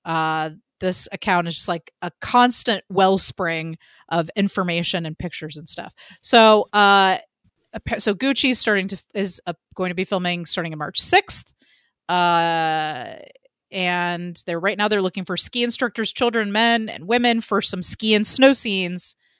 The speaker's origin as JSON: {"language": "English", "town": "Atlanta", "region": "Georgia", "country": "United States", "said": "as a Atlantean"}